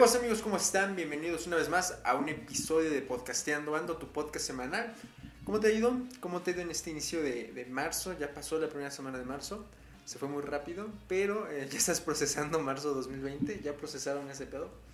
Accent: Puebla, Mexico; aquí en mi estado, en Puebla, yo soy de Puebla

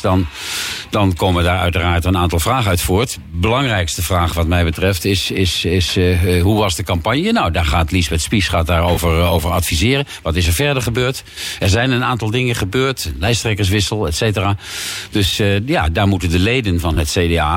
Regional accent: The Hague, South Holland, Netherlands

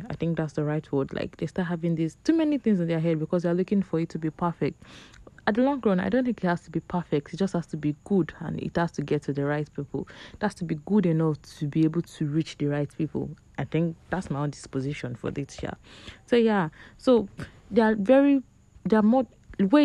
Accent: Nigeria; we are all in Nigeria together

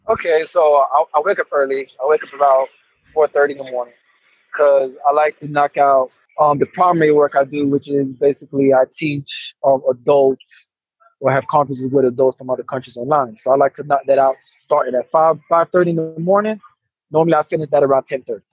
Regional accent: Orlando, Florida, United States; moved away as an adult; also born or lived in Jamaica / Tennessee / Bogota, Colombia; now in Colombia; I'm from Jamaica so I'm from Jamaica born, but you know, I'm Orlando, Florida raised.

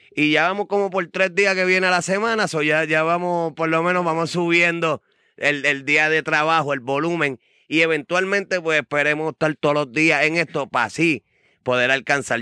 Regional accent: Ponce, Puerto Rico; los dos somos de Ponce

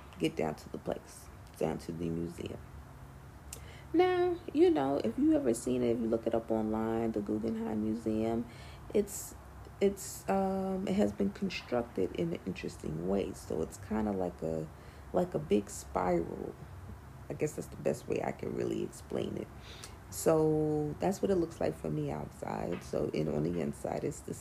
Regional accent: New York City, New York, United States; I'm a New Yorker, born and raised

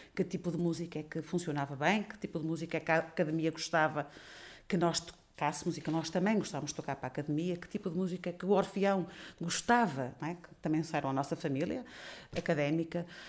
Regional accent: Portugal

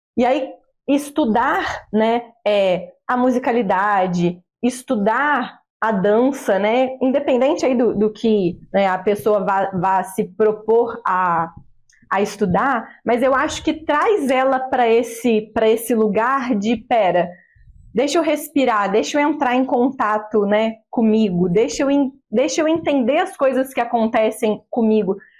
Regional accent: Barão de Juparanã, Rio de Janeiro, Brazil; also born or lived in Vassouras; nascida e criada em Barão de Paranã. É, morei em Juparanã minha vida toda praticamente

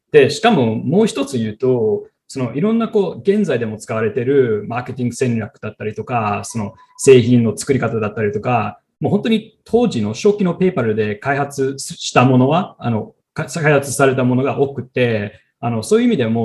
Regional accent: Silicon Valley, California, United States; now in New York, United States; 私はシリコンバレー出身で、現在ニューヨークで経営企画の仕事をしているアメリカ人の

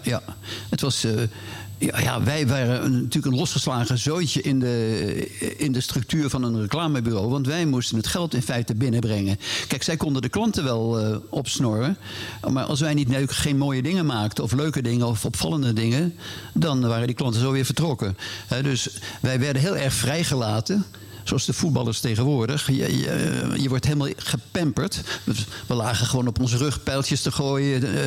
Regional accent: Hilversum, North Holland, Netherlands; born or raised there; also born or lived in Indonesia / Amersfoort

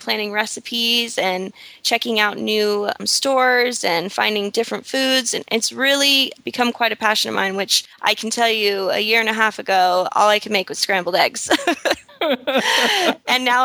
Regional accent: Tampa, Florida, United States; moved away as an adult; also born or lived in Fort Myers, Florida / Fort Lauderdale, Florida / Miami, Florida; now in Costa Rica; I was born in Tampa, Florida. Throughout, I don't know, I would say about the first 15 years, I lived pretty much in the country, out in the middle of nowhere

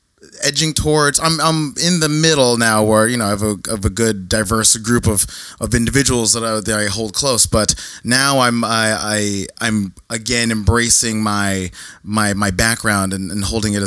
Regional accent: New Jersey, United States; I'm from New Jersey. I've talked about it on this podcast before, but growing up in New Jersey, in my neighborhood, in my suburb, essentially, I didn't really have Asian friends.

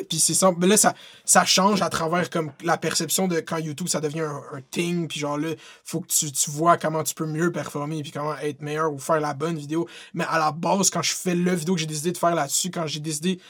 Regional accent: Quebec, Canada; je suis québécois

